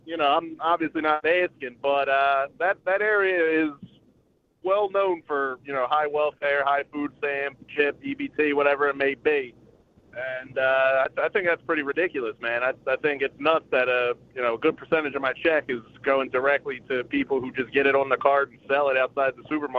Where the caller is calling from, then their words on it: Philadelphia, Pennsylvania, United States; I'm calling from Philadelphia.